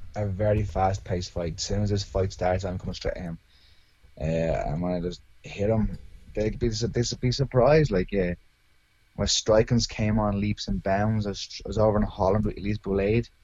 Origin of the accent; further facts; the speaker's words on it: Arklow, Leinster, Ireland; That's where I live. I'm from. Yeah, born and raised here